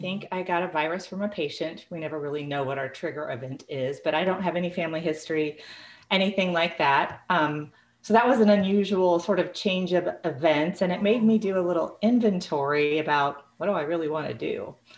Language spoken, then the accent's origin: English; Illinois, United States; moved away as an adult; now in Texas, United States; I grew up in Illinois.